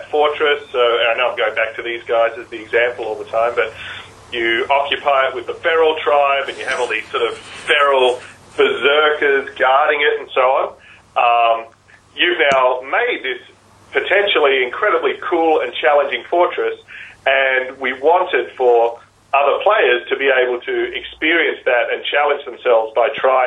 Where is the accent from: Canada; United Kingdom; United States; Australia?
Australia; as an Australian